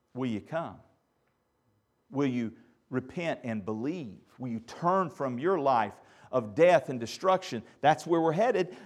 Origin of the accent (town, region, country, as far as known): United States